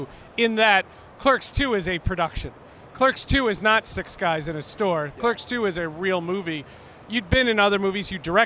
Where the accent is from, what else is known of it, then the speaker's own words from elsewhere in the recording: Marlboro, New Jersey, United States; I grew up in Marlboro, New Jersey